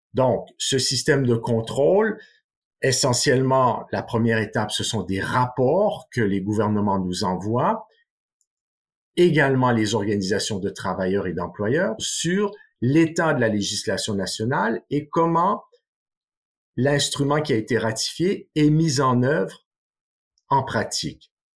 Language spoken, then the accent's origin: French; Canada; moved away; mon pays d'origine, le Canada